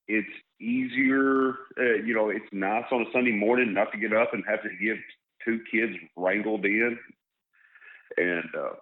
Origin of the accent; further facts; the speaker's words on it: North Central Arkansas, United States; moved away; I grew up in North Central Arkansas